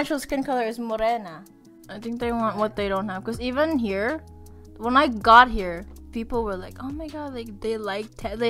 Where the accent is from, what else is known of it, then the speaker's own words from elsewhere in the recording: Manila, Metro Manila, Philippines; moved away; I was born and raised in Manila, which is like the city.